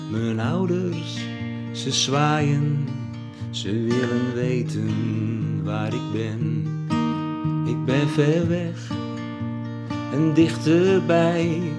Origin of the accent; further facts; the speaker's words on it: Velsen-Noord, North Holland, Netherlands; moved away; Ik kijk naar Velsen Noord, waar ik geboren en getogen ben.